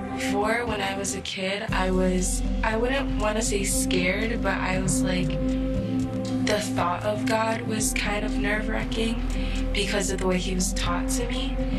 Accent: Chicago, Illinois, United States; I'm from Chicago, born and raised in Garfield Park and Humboldt Park.

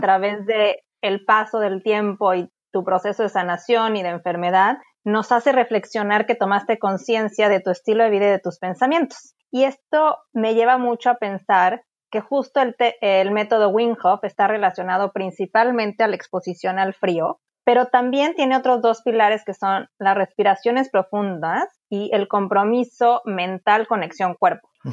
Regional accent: Cancún, Quintana Roo, Mexico; yo soy de Cancún

